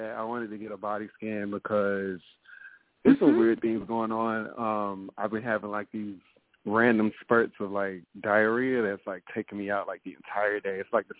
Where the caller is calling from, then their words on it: South Carolina, United States; I'm in South Carolina. I'm going to step outside. I'm in the gym.